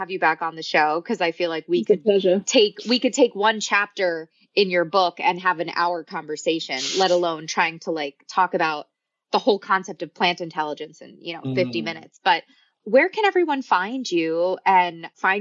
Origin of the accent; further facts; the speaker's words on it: New York, United States; I grew up in New York